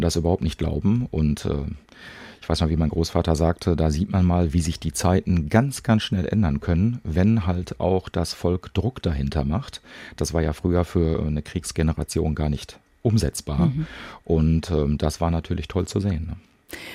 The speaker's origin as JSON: {"language": "German", "town": "Bochum", "region": "North Rhine-Westphalia", "country": "Germany", "tie": "born or raised there", "said": "bei uns in Bochum gab es damals das Heusner Viertel"}